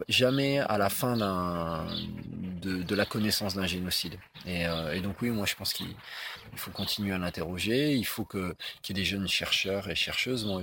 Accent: France; mais ben, moi je me sens français, je me sens pas rwandais à ce moment-là. Bien sûr, je suis, bien sûr que je suis rwandais aussi et j'ai pas, j'ai pas à le prouver, mais à ce moment-là, je suis français parce qu'elle me renvoie quelque chose aussi de mon pays qui est la France.

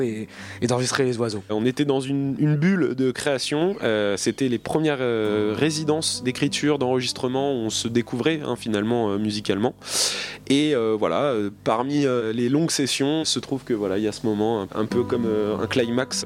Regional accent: Normandy, France; je suis effectivement de Normandie

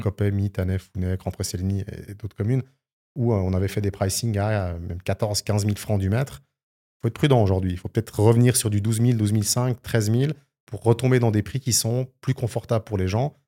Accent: Switzerland; chez nous en Suisse

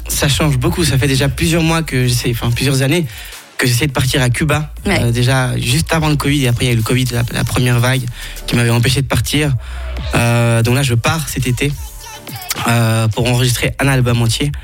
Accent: Geneva, Switzerland; also born or lived in Ecuador; j'ai grandi à Genève

